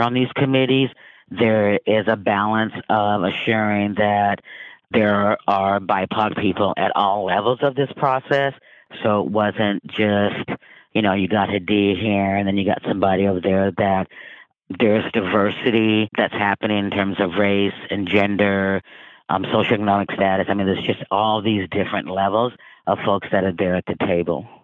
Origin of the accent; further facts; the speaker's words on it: Vancouver, Washington, United States; I grew up in Vancouver, Washington